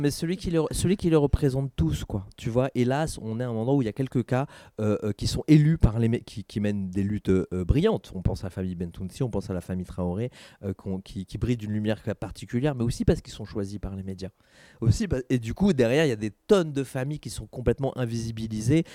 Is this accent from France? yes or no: yes; Saint-Denis, Île-de-France, France; now in Aubervilliers, France; je suis né, j'ai grandi à Saint-Denis, maintenant je vis à Aubert